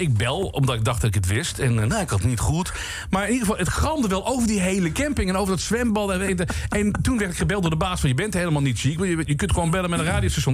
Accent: Roggel, Limburg, Netherlands; waar kom je vandaan? Uit Roggel.

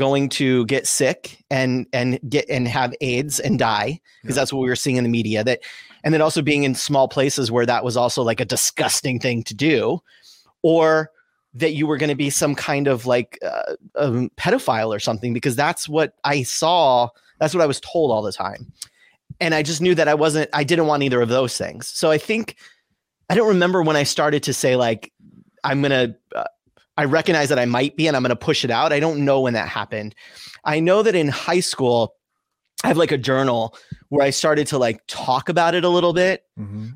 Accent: Southern California, United States; also born or lived in Sonoma County, California; I grew up in Southern California.

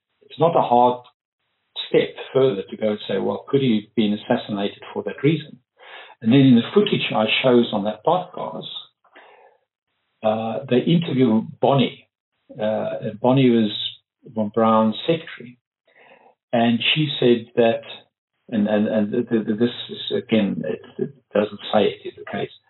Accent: Pretoria, Gauteng, South Africa; I'm from Pretoria, South Africa, heart of apartheid

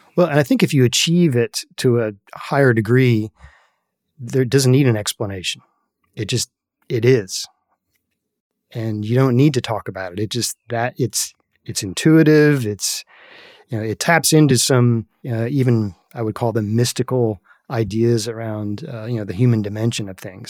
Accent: Northern Virginia, United States; I was a very privileged young man growing up in Northern Virginia

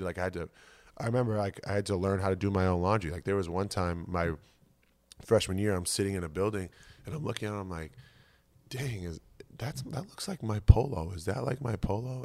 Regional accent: Boston, Massachusetts, United States; moved away as an adult; also born or lived in Ames, Iowa; now in Philadelphia, United States; growing up in Massachusetts

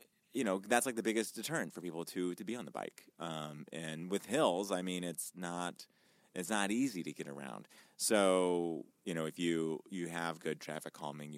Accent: Danville, Illinois, United States; born or raised there

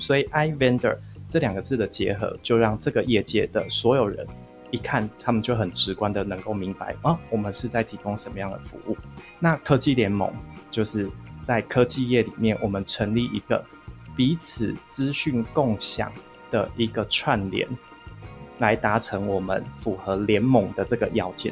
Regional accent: central Taiwan, Taiwan; 我是来自中部地区的一个，一个小孩

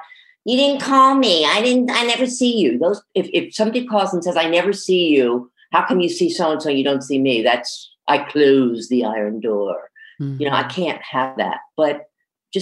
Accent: Trenton, New Jersey, United States; I grew up in Trenton, New Jersey

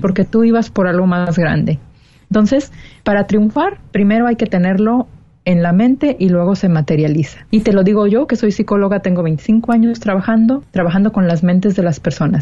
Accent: Mexico; moved away as an adult; now in California, United States; 33 años de mi vida fui solamente mexicana

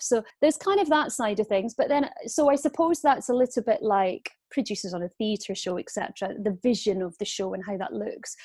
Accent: Aberdeen, Scotland, United Kingdom; moved away; Aberdeen where I was from

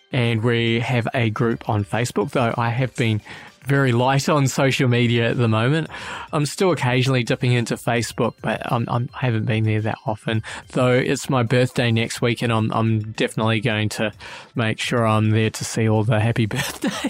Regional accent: New Zealand; now in Australia; I'm a New Zealander living in Australia

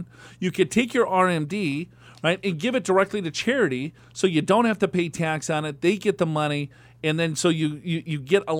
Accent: Minnesota, United States; also born or lived in Florida / Georgia; now in San Diego, United States; I am from Minnesota

